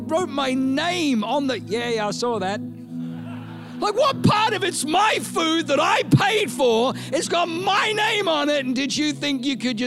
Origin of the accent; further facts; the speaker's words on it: Australia; accent: Aussie; if I say it in my Aussie accent